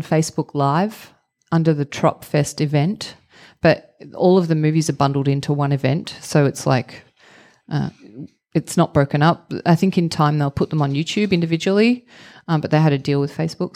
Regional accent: Victoria, Australia; also born or lived in Melbourne, Australia; I grew up in the countryside in Victoria, which is mm -hmm. the mm-hmm. state uh, where Melbourne is the capital.

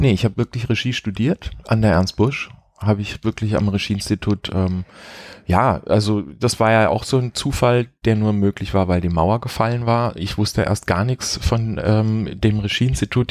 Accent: Heidelberg, Baden-Württemberg, Germany; moved away as an adult; also born or lived in Karlsruhe / Mannheim; now in Berlin, Germany; In Heidelberg aufgewachsen, in Mannheim zur Schule gegangen. Also so Baden.

